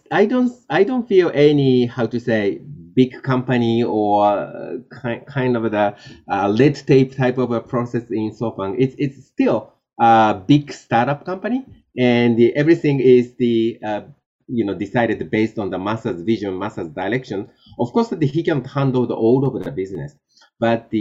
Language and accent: English; Japan; I was born in Japan and, you know, grew up in Japan